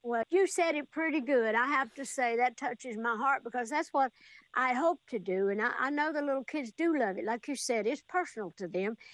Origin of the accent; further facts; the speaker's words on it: Sevier County, Tennessee, United States; back home in Sevier County, Tennessee, my hometown